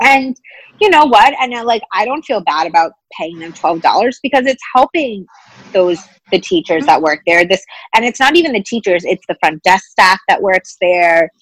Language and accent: English; New York City, New York, United States; as a New Yorker